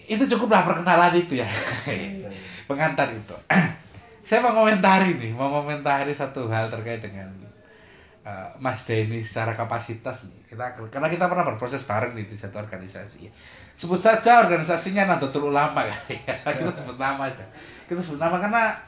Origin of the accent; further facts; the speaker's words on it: Surabaya, East Java, Indonesia; sebagai saya dan sebagai warga Surabaya